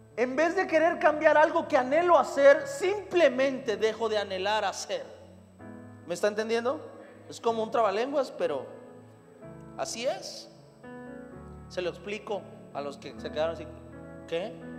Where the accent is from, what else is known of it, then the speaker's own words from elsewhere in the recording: Mexico; soy de la Noria Sur, Imagínese en la cañada